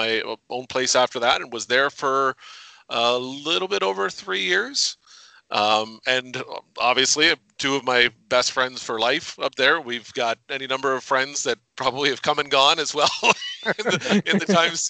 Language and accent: English; Windsor, Ontario, Canada; moved away; also born or lived in Toronto / Owen Sound; I was born and raised in Windsor.